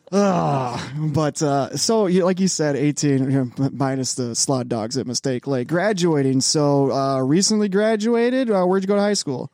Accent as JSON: {"language": "English", "town": "Chicago", "region": "Illinois", "country": "United States", "moved": "yes", "said": "I'm from Chicago"}